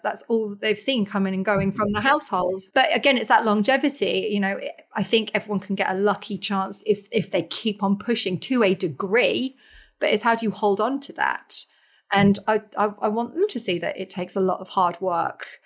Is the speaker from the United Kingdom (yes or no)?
yes; Norfolk, East of England, United Kingdom; I was born in Norfolk as well